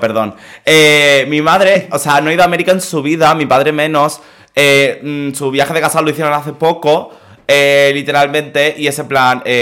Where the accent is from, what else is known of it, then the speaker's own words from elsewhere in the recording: Mallorca, Balearic Islands, Spain; Yo no decía que era de Mallorca